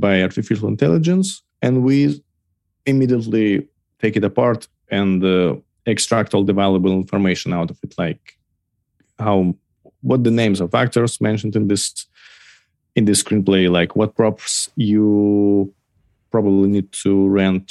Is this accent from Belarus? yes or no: yes; Belarus; moved away as an adult; I originally from Belarus. Till August 2020, I was living there